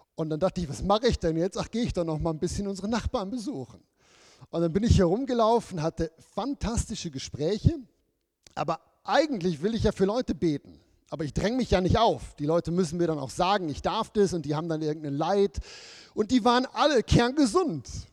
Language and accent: German; Germany; moved away; bei uns früher in Deutschland